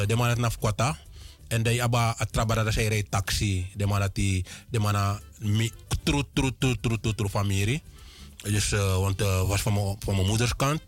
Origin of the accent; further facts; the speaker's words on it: Land van Dijk, Para, Suriname; also born or lived in Paramaribo; Ik ben geboren te Land van Dijk. In Van Dijk me geboren, getogen.